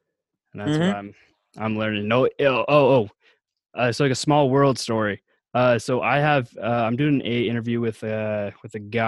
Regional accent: Washington, United States; I'm from Washington State.

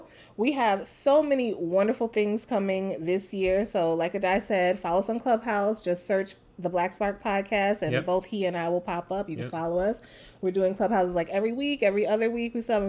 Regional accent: New York City, New York, United States; now in Los Angeles, United States; I'm from New York City.

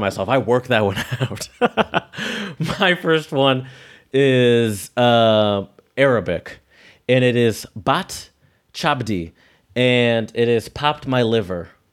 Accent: United States; me as the American

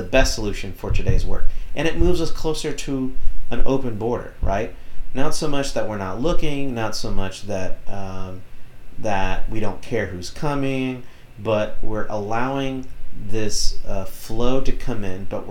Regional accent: Texas, United States; as a Texan

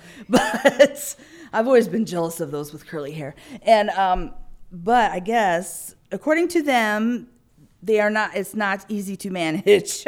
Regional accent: Illinois, United States; growing up in Illinois

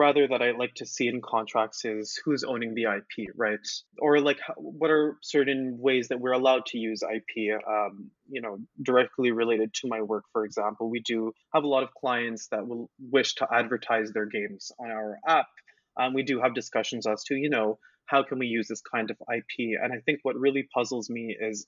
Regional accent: Montreal, Quebec, Canada; although I was from Montreal, my French wasn't incredible.

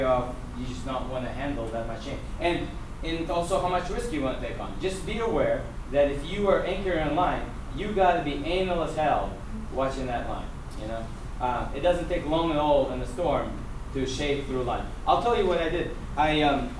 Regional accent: Russia; moved away; I'm a Russian. I'm a Russian Jew.

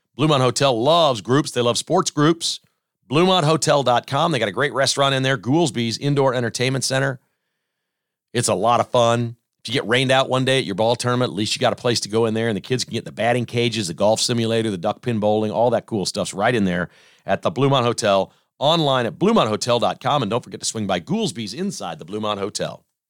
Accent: Mission, Kansas, United States; I grew up in Mission. The N C A A building, I could walk to it. It was three blocks from my house

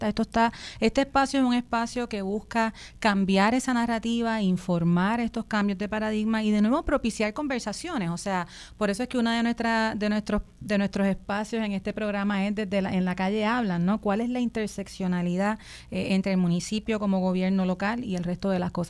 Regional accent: Puerto Rico; Somos 12 puertorriqueños, puertorriqueñas, puertorriqueñas y aliados, ¿verdad?

